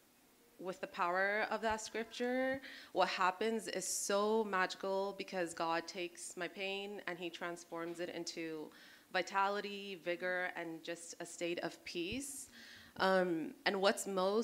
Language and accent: English; California, United States; moved away as an adult; now in Hawaii, United States; I'm originally born and raised in California